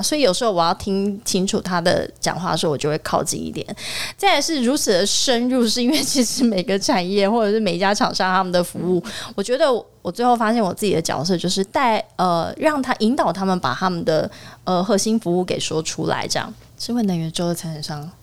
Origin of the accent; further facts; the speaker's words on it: Taiwan; 对于我们台湾人来说啦